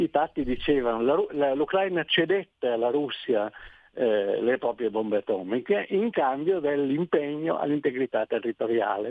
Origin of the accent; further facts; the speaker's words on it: Trieste, Friuli-Venezia Giulia, Italy; sono di Trieste